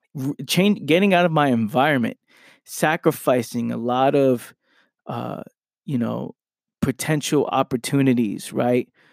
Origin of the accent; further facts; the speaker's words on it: New York City, New York, United States; moved away as an adult; now in South Jersey, United States; I grew up in Pelham Parkway in the Bronx